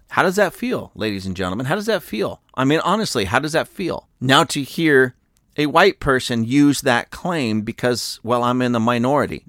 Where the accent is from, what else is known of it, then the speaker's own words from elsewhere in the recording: United States; I come from America